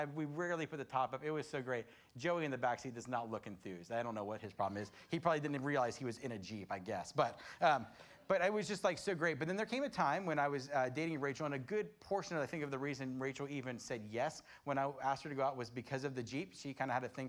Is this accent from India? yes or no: no; Florida, United States; I grew up in Florida